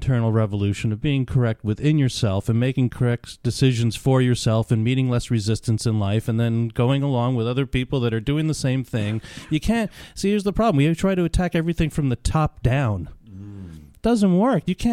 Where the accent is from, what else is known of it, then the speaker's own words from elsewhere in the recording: New York, United States; I grew up in New York